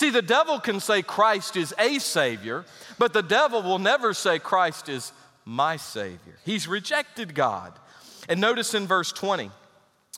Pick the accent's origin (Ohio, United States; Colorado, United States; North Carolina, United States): North Carolina, United States; Greensboro; moved away; also born or lived in Williamsburg, Virginia; as a young boy, a small country church outside of Greensboro, North Carolina